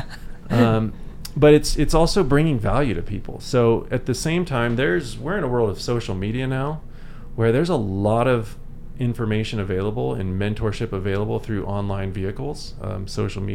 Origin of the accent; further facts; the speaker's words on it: San Diego, California, United States; moved away as an adult; now in Eagle, United States; born and raised in San Diego